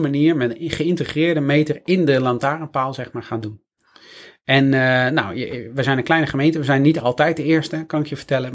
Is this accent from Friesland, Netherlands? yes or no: yes; Friesland, Netherlands; moved away; ik kom uit Friesland oorspronkelijk